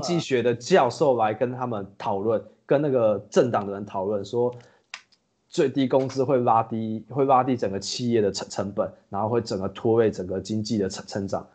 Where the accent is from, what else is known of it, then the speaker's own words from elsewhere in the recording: Taiwan; moved away as an adult; now in Singapore; 因为我是台湾人